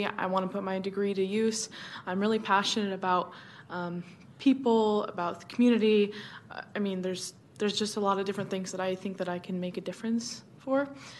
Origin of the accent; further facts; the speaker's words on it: Roseville, California, United States; also born or lived in Reno, Nevada; now in Sacramento, United States; I grew up in Roseville, California, and came back to Sacramento